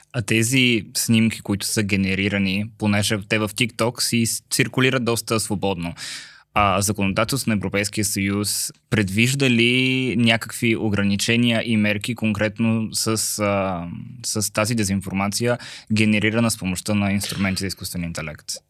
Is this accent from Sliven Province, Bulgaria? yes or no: yes; Sliven, Sliven Province, Bulgaria; moved away; и двамата сме от Сливен